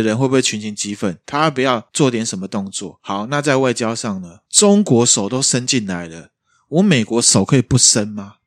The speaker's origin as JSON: {"language": "Chinese", "country": "Taiwan", "said": "我们台湾这边"}